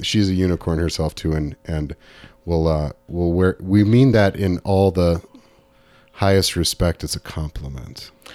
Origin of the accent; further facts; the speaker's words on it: Southern California, United States; growing up in Southern California in, in the nineteen eighties.